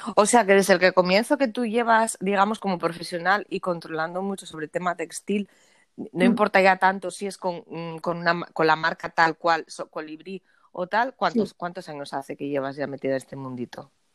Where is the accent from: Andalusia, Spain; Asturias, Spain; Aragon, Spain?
Asturias, Spain